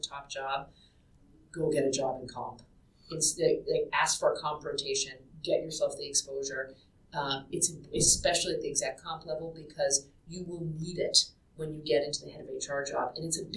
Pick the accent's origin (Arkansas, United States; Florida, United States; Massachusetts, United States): Massachusetts, United States; Boston; moved away; I was from Boston and I knew how to say Peabody